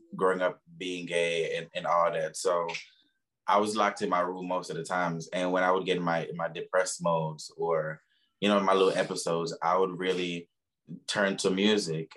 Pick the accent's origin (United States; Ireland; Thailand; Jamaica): Jamaica; moved away; I'm originally from Jamaica.